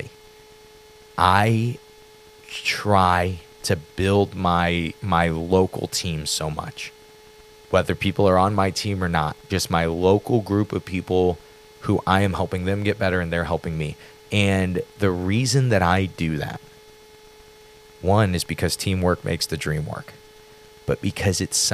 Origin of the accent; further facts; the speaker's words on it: Granite City, Illinois, United States; We're from Granite City